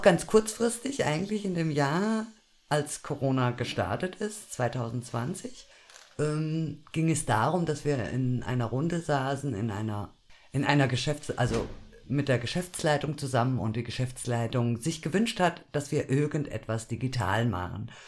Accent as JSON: {"language": "German", "town": "Düsseldorf", "region": "North Rhine-Westphalia", "country": "Germany", "tie": "born or raised there", "moved": "yes", "lives_now": "Fulda, Germany", "said": "Ich bin in Düsseldorf geboren."}